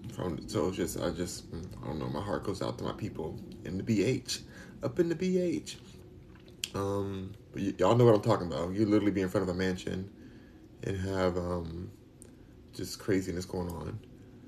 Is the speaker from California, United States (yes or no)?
yes; Los Angeles, California, United States; I'm from Los Angeles, California. Born and raised.